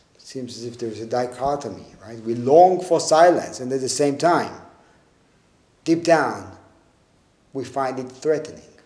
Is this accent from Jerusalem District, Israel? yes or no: no; Tel Aviv, Tel Aviv District, Israel; also born or lived in a village surrounded by orange groves; when I was in eighth grade, we moved from Tel Aviv, from the city, to a small, a smaller village surrounded by orange groves.